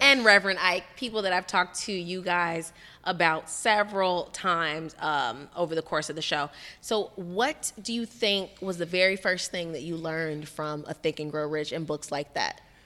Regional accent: Miami, Florida, United States; us Miami folks

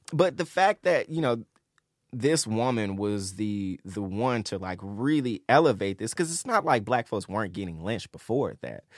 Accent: Memphis, Tennessee, United States; I'm from Memphis

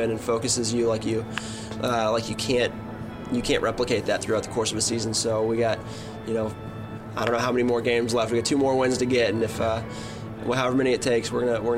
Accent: Atlanta, Georgia, United States; growing up in Atlanta

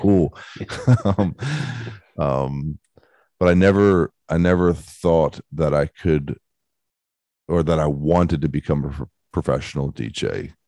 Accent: Baltimore, Maryland, United States; I grew up in Baltimore, Baltimore, Maryland, in, in the United States

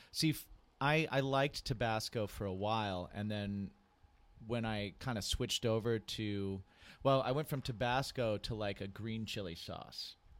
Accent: Indiana, United States; born or raised there; also born or lived in New Hampshire

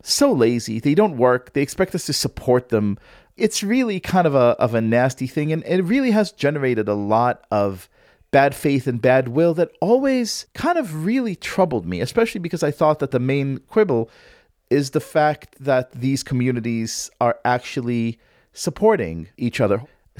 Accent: Israel; moved away; I grew up in Israel. Although I grew up secular, I'm the scion of a longtime Haredi family.

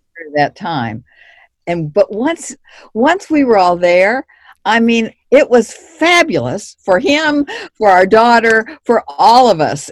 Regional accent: Kansas City, United States; now in San Antonio, United States; I'm from Kansas City. We currently live in San Antonio

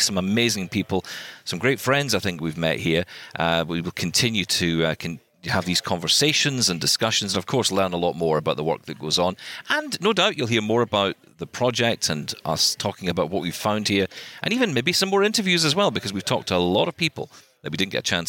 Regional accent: Scotland, United Kingdom; I'm Scottish

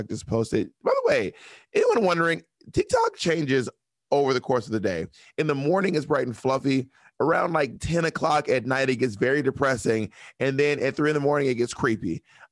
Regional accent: Georgia, United States; moved away; also born or lived in Alabama / Mississippi / Phenix City, Alabama / Opelika, Alabama; I lived most of my life between Georgia, Alabama, and Mississippi, mostly in Georgia

